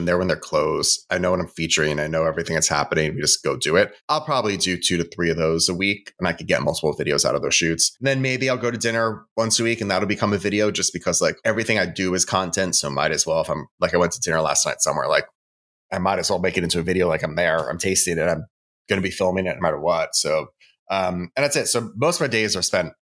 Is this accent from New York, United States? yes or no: yes; Westchester, New York, United States; now in Brooklyn, United States; I grew up in Westchester